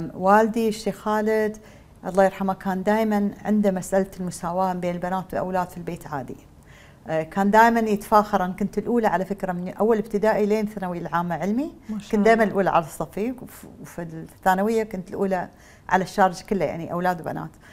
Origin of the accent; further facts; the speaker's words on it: United Arab Emirates; أساسنا كاماراتيين الدي ان اي مالنا ما تغير